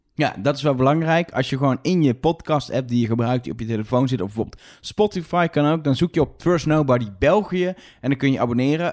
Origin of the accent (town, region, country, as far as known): Netherlands